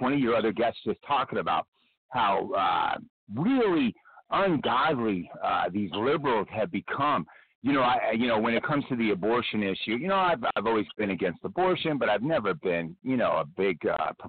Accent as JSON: {"language": "English", "town": "Los Angeles", "region": "California", "country": "United States", "tie": "born or raised there", "lives_now": "San Diego, United States", "said": "I grew up in Los Angeles."}